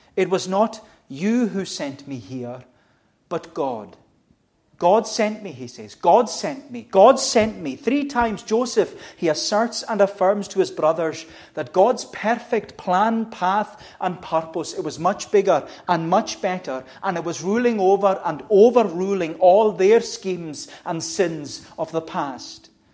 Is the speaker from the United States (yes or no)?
no; United Kingdom; as Brits or as British people